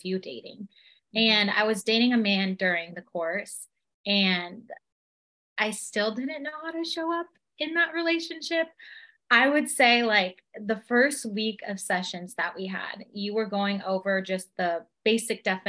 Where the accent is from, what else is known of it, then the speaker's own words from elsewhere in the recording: Temecula, California, United States; I am from Temecula, California.